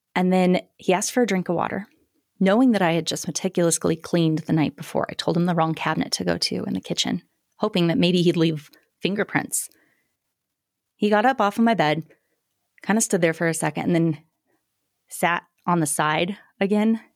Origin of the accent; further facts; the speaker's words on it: Greeley, Colorado, United States; grew up in Greeley, Colorado